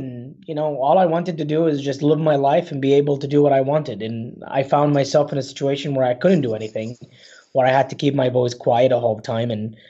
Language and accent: English; Baghdad, Baghdad Governorate, Iraq; Yeah, so I was born and raised in Baghdad, Iraq.